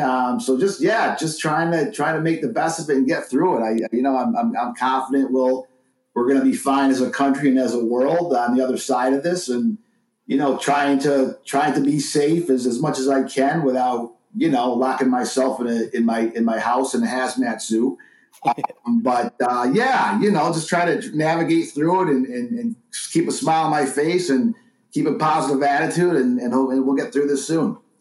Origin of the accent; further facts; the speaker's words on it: New York, United States; moved away; my home state of, of, New York for a couple of weeks here, visiting family and stuff